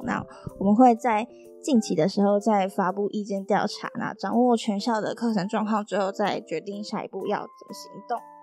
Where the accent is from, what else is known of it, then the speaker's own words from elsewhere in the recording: Taichung, Taiwan; moved away as an adult; now in Taipei, Taiwan; 我是台中的北屯区，北屯区就是 在，在靠近山区，其实有点山，然后我是住在大坑跟新社的交界，就是简单来说，我就是山里长大的孩子，然后在山里待了十八年之后，然后长大又，又住在山里